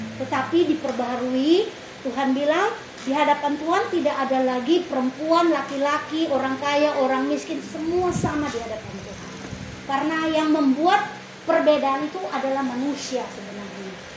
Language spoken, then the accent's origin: Indonesian; Indonesia; kita lahir di Indonesia